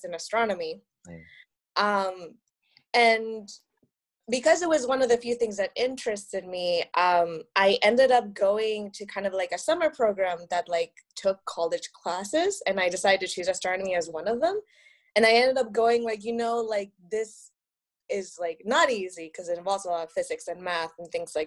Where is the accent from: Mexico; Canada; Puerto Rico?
Mexico; Monterrey, Nuevo León; first language Spanish; English is a second language; now in Michigan, United States; I grew up in Mexico in a city called Monterrey. It's somewhere in the north